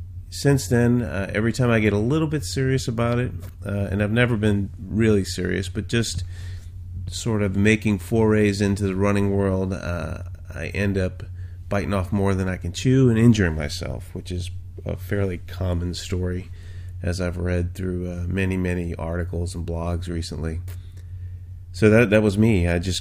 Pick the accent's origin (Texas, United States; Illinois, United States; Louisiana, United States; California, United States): Louisiana, United States; New Orleans; I'm originally from Louisiana, although I haven't lived there in a long, long time, so my accent's completely gone. But I was from the New Orleans area.